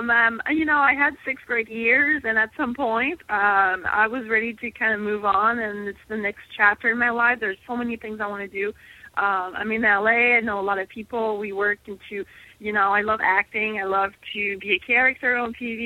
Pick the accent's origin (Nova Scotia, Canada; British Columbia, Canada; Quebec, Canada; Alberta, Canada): Quebec, Canada; Montreal; English is a second language; moved away; I'm from Montreal